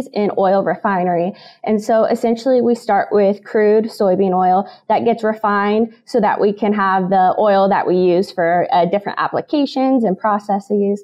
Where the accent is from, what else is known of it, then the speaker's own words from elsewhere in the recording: Illinois, United States; moved away as an adult; now in Kansas, United States; I'm originally from Illinois